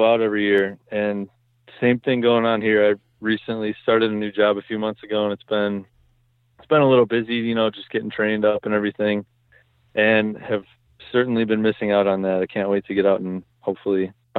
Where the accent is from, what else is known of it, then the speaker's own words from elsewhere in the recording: Wisconsin, United States; So I was born and raised in Southeast Wisconsin and do a lot of hunting in pretty much all over the state.